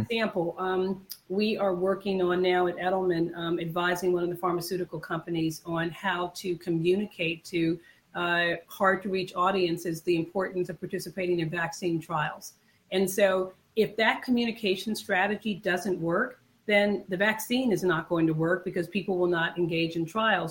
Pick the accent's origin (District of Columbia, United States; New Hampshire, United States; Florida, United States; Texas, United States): District of Columbia, United States; Washington; am a native Washingtonian. I grew up when Washington was known as Chocolate City